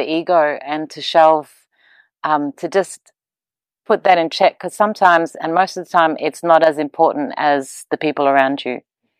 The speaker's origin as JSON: {"language": "English", "country": "Papua New Guinea", "also_born_or_lived": "Australia", "said": "I'm from Papua New Guinea, Australia, and I'm a mum."}